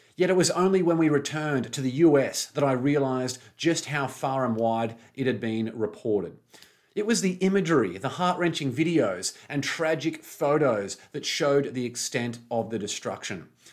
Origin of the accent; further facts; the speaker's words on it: Brisbane, Queensland, Australia; at the Pullman Hotel in Brisbane City, my hometown.